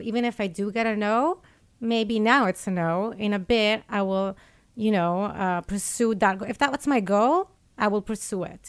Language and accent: English; Italy; moved away as an adult; also born or lived in Geneva; I was born in Italy.